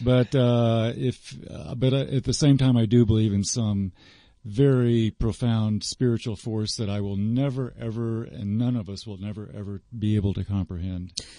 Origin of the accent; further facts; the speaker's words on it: South Florida, United States; I grew up in South Florida